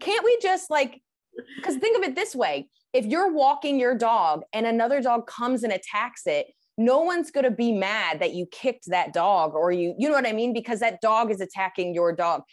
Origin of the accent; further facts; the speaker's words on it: United States; as an American